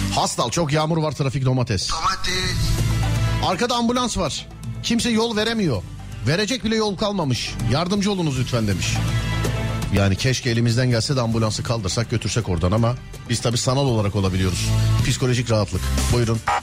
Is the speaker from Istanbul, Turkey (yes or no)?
yes; Istanbul, Turkey; ben doğma büyüme İstanbulluyum